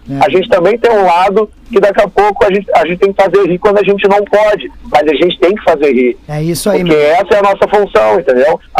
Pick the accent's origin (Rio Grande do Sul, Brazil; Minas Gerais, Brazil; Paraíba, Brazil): Rio Grande do Sul, Brazil; Novo Hamburgo; Sou de Novo Hamburgo